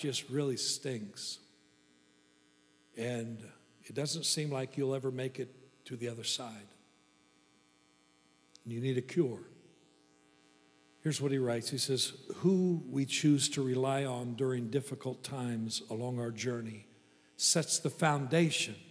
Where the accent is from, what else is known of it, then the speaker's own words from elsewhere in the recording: Kansas, United States; I'm from Kansas.